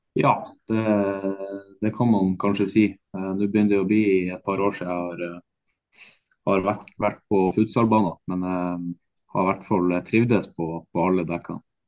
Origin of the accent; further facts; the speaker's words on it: Bodø, Nordland, Norway; moved away; also born or lived in Tromsø; jeg kommer fra Bodø og har spilt i Tromsø